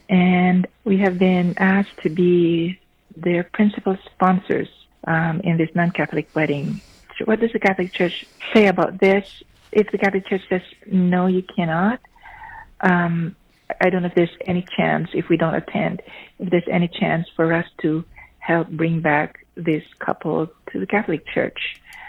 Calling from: Vancouver, British Columbia, Canada; I'm calling from Vancouver.

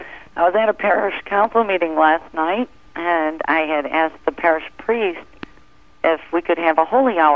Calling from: New York, United States; I'm from New York, Mother.

